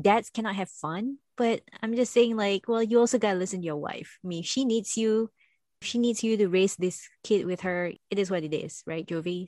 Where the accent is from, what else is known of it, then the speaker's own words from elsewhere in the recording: Singapore; moved away; I come from Singapore